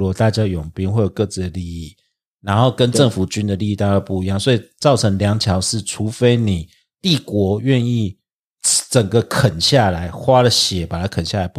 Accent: Taiwan; 因为我台湾人

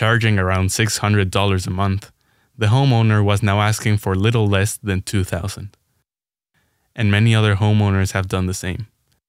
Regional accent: Mexico City, Mexico; moved away as an adult; now in Los Angeles, United States; The city I grew up in will probably never be the same. 8 months ago, I moved to Los Angeles for school. Since I left Mexico City, I keep hearing how much it is changing.

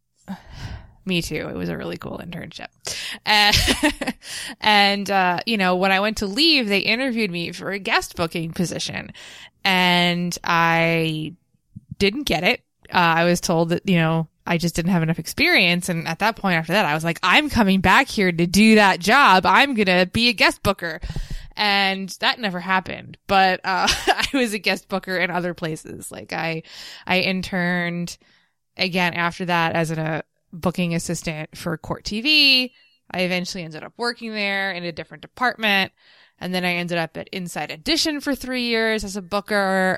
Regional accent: Nutley, New Jersey, United States; also born or lived in Bloomfield, New Jersey; I'm from Nutley, but I live in Bloomfield now

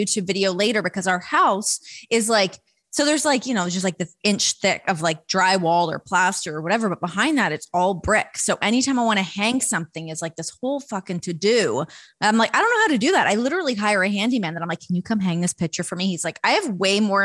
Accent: Toronto, Ontario, Canada; across Lake Ontario for me from Toronto

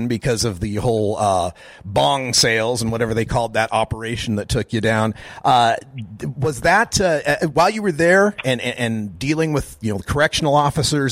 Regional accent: Boise, Idaho, United States; I grew up in Idaho, something similar, you know, north end of Boise

